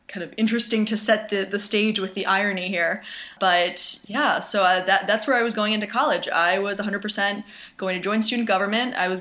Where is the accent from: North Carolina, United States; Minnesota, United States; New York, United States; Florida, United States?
Florida, United States; Jacksonville; moved away; also born or lived in Northeast United States; So I'm originally from the Northeast, but grew up in Jacksonville, Florida